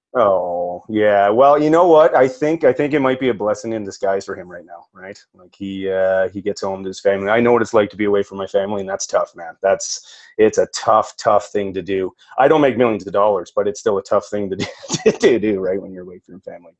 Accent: Perth, Ontario, Canada; moved away as an adult; now in Alberta, Canada; I grew up actually in Perth, Ontario.

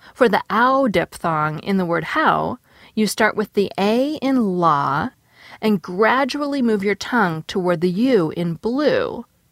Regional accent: Seattle, Washington, United States; I did grow up in Seattle

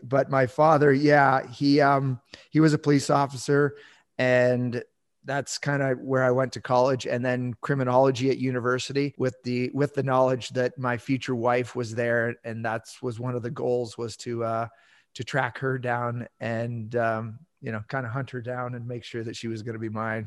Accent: Southern Ontario, Canada; moved away as an adult; now in Yukon, Canada; I grew up in, yeah, in Southern Ontario

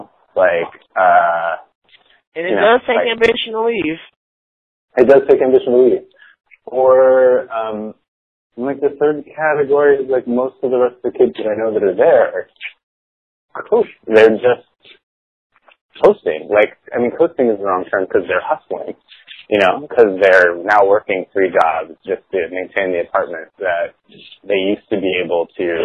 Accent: San Diego, California, United States; also born or lived in San Francisco; I grew up in San Diego

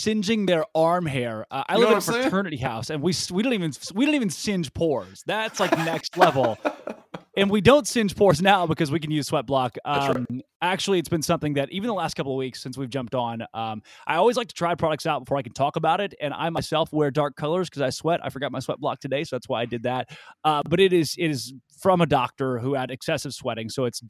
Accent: Arkansas, United States; Hey, I grew up in Arkansas. I've seen mud before.

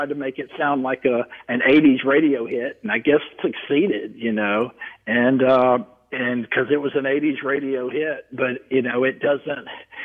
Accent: the South, United States; as a kid in the South

